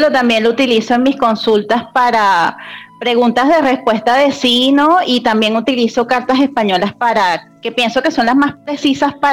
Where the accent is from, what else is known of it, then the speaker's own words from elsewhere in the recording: Venezuela; now in Colombia; Entonces me crié y me crié en Venezuela toda mi vida y este, y bueno, después con el tema de la migración y todo, bueno, vine para, para Colombia, o sea que tengo mis dos nacionalidades, o sea